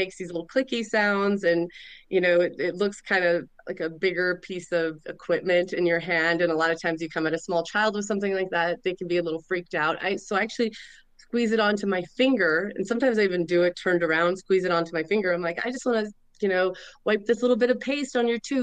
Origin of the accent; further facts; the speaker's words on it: Montana, United States; I grew up born and raised in Montana